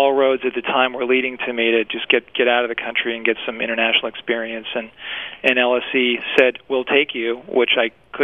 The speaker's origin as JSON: {"language": "English", "town": "Orono", "region": "Maine", "country": "United States", "tie": "born or raised there", "also_born_or_lived": "Worcester, Massachusetts / London", "moved": "yes", "lives_now": "Boston, United States", "said": "I really enjoyed growing up there. I'm from Worcester, Mass. Originally, and moved to Maine."}